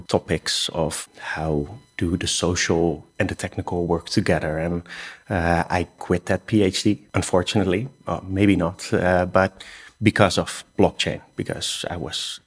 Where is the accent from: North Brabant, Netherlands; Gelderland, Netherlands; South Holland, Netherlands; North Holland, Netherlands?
South Holland, Netherlands; Rotterdam; I'm Dutch. I'm from Rotterdam